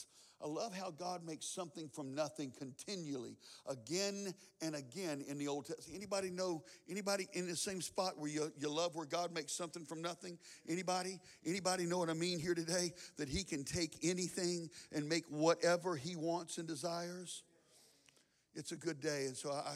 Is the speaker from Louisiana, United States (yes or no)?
yes; Baton Rouge, Louisiana, United States; now in San Antonio, United States; I'm a Baton Rouge boy